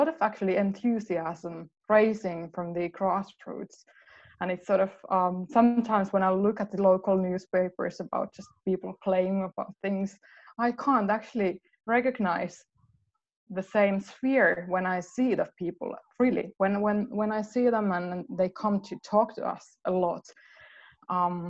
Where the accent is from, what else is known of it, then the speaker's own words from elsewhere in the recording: Helsinki, Uusimaa, Finland; moved away as an adult; now in Lahti, Finland; I'm from the Helsinki area originally, and I moved here late 1990s.